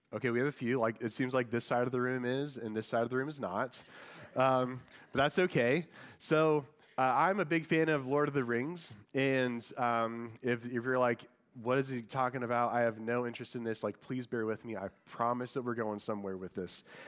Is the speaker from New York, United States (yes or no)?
no; Indiana, United States; moved away; I'm from Indiana, and I, I was born and raised a huge Colts fan